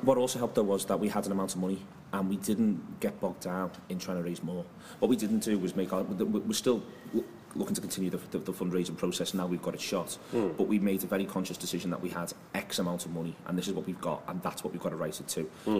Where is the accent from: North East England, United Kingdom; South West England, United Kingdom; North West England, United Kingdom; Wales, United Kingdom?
North West England, United Kingdom; Liverpool; We're from Liverpool